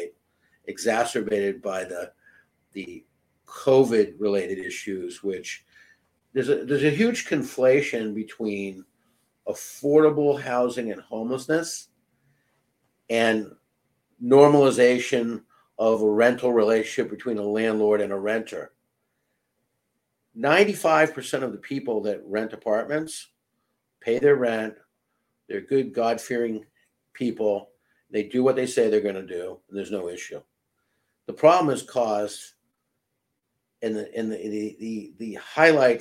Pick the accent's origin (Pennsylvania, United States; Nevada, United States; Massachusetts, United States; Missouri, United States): Massachusetts, United States; Chelsea; I grew up in a northern suburb of Boston called Chelsea, Mass